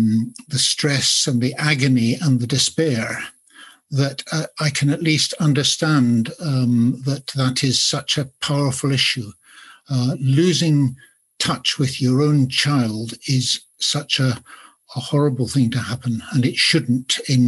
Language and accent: English; Edinburgh, Scotland, United Kingdom; I don't sound very Scottish, I don't think, but I was certainly born and bred in Edinburgh. I have lived elsewhere, but I returned here and I'm going to stay here.